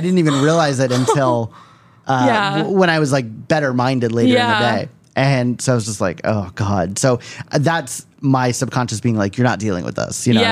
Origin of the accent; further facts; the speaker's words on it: East Coast, United States; I am from the East Coast, and I'm from a certain generation that Howard Stern was what was on when I was a kid